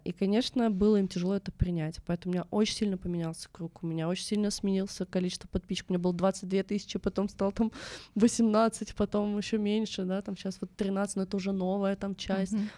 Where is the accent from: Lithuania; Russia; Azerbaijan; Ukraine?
Russia; я вообще родом с Байкала, а это такой шаманский край